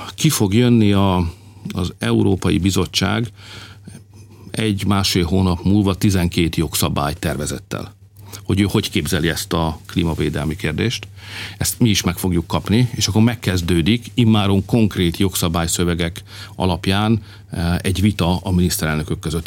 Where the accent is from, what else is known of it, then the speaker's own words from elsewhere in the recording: Hungary; Hát magyarok vagyunk